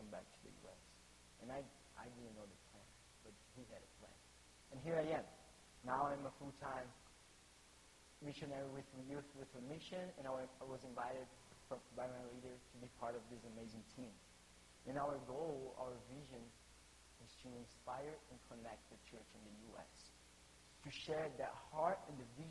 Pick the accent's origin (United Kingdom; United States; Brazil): Brazil; English is a second language; moved away as an adult; I came from Brazil, grew up, was born in Brazil, grew up in a Christian family